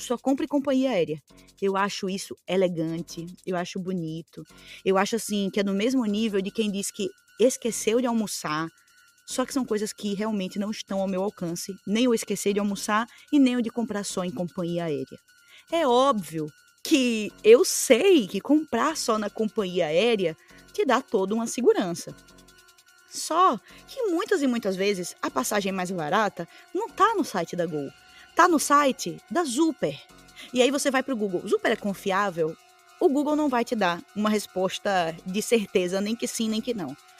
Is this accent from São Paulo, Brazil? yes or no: no; Aracaju, Sergipe, Brazil; eu vim de Aracaju